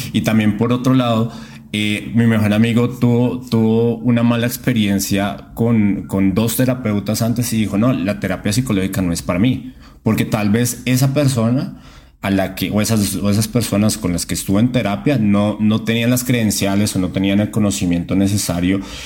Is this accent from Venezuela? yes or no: no; Colombia; moved away as an adult; now in Mexico; soy colombiano, entonces pues me vine a vivir a México